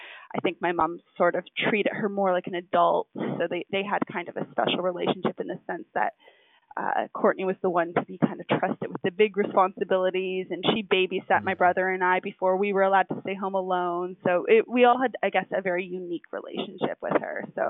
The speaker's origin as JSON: {"language": "English", "region": "New Brunswick", "country": "Canada", "tie": "born or raised there", "moved": "yes", "said": "where I grew up in New Brunswick was like right next to the bridge."}